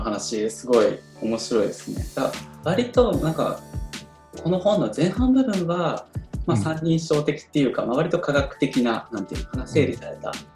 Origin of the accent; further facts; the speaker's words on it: Tokorozawa, Saitama, Japan; 自分、所沢出身でで、今は小手差しから2つ離れたあの武蔵藤沢駅っていうところに住んでるので